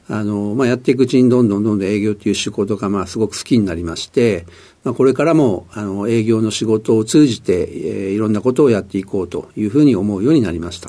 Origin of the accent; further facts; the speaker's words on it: Sumida, Tokyo, Japan; 出身はあの東京のですね、あの子供の頃はあの下町の墨田区で育ちました